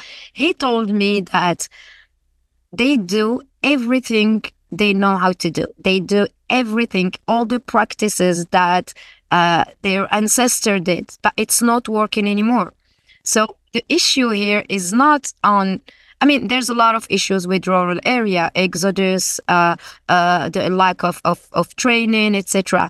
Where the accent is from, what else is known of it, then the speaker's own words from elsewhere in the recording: Guelmim-Oued Noun, Morocco; I'm from the Gulmim region. I grew up there.